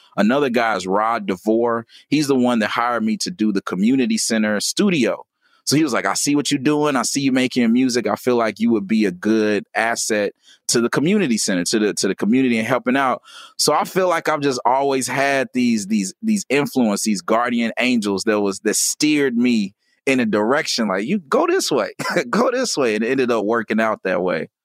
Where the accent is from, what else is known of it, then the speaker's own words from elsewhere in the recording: Gary, Indiana, United States; I was born in Gary, Indiana